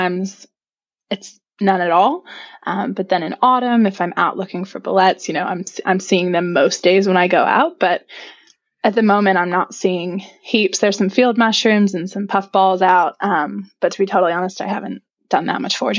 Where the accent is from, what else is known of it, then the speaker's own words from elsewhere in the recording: Virginia, United States; moved away as an adult; now in Christchurch, New Zealand; I'm originally from Virginia, which is on the east coast of the United States, sort of in the mid-Atlantic region. And yeah, I grew up there